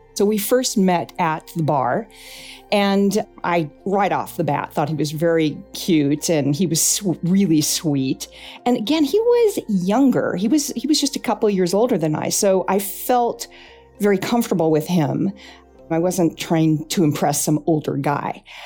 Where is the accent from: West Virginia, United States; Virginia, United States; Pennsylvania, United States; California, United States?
California, United States; Altadena; I was born in Altadena, California